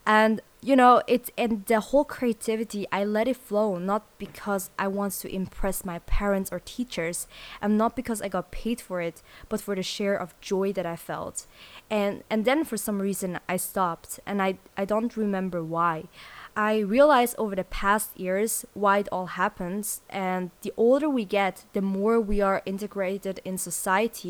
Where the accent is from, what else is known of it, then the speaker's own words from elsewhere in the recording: Switzerland; also born or lived in South Korea / Sydney, Australia; I moved to Switzerland, and that's where I grew up. I went there to school